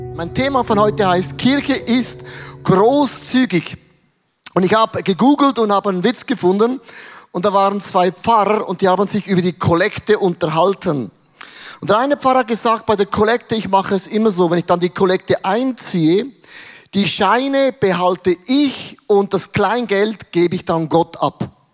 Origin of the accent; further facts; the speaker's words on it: Werdenberg, St. Gallen, Switzerland; In Werdenberger, wo ich aufgewachsen bin